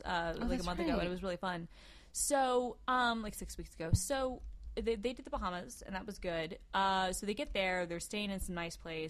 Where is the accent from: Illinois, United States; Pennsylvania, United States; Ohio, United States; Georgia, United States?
Georgia, United States; I'm from Georgia.